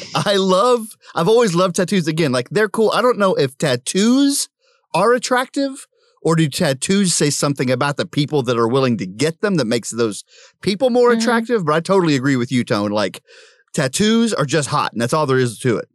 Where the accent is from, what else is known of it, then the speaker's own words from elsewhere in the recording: Prague, Oklahoma, United States; moved away; I'm from Prague